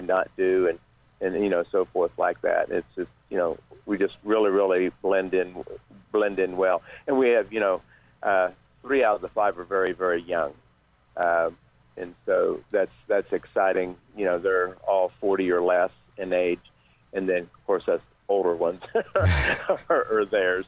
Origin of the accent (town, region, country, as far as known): Ripley County, Indiana, United States; born or raised there